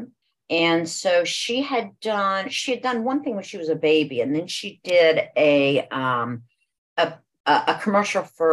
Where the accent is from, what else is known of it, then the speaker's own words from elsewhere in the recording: Franklin, Ohio, United States; now in Georgia, United States; I actually grew up in Ohio, in a small town, Franklin, Ohio